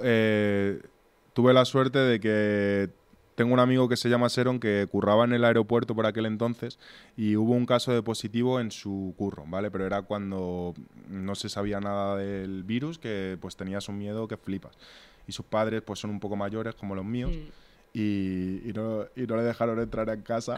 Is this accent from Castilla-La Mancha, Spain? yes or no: no; Torrejón de Ardoz, Community of Madrid, Spain; nosotros venimos de Torrejón